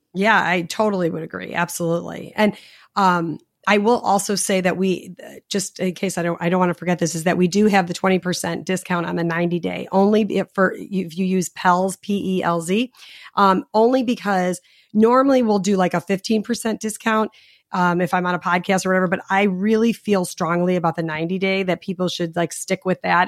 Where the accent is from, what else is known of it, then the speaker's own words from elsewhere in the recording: Chicago, Illinois, United States; I'm from Chicago